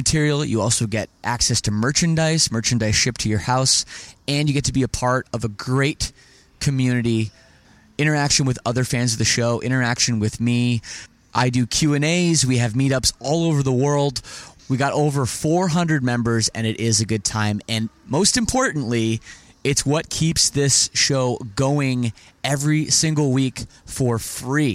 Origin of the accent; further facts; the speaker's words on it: Toronto, Ontario, Canada; I'm from Toronto